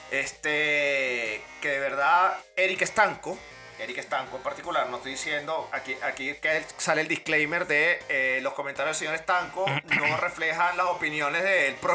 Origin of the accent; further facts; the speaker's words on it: Venezuela; por lo menos nosotros que somos venezolanos, que viajamos que jode.